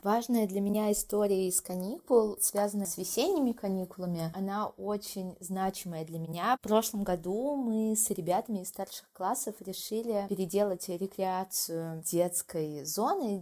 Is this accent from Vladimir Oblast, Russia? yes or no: no; Moscow, Russia; moved away as an adult; also born or lived in Vyksa, Nizhny Novgorod Oblast; now in Blizhnee Pesochnoe, Russia; Я родилась и выросла в Москве, но последние два года по программе «Учитель для России» преподаю